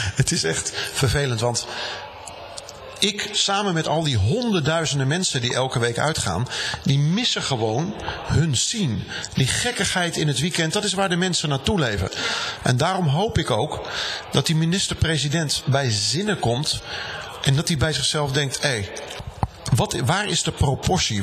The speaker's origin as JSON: {"language": "Dutch", "town": "Rhenen", "region": "Utrecht", "country": "Netherlands", "tie": "born or raised there", "said": "ik kom uit de buurt van uh, Veenendaal. Ik ben geboren in Renen. Daar ben ik opgegroeid."}